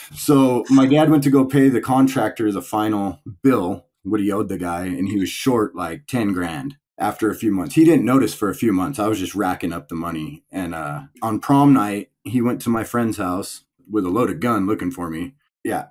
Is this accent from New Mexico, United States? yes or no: no; Palmdale, California, United States; also born or lived in Tehachapi, California; I was born and raised in Palmdale, California